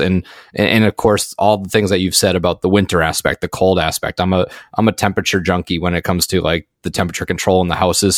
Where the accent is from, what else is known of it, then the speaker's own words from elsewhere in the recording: Massachusetts, United States; also born or lived in Maine; I'm from Massachusetts